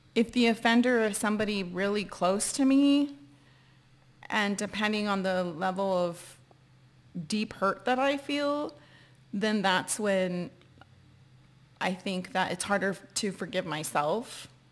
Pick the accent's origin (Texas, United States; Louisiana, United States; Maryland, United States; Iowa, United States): Texas, United States; San Antonio; moved away; I'm from San Antonio, Texas